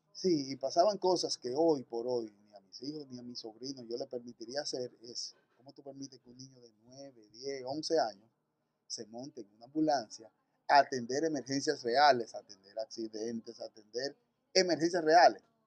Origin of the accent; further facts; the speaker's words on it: Santo Domingo, Distrito Nacional, Dominican Republic; nací en la República Dominicana, en Santo Domingo, en enero 23 del 78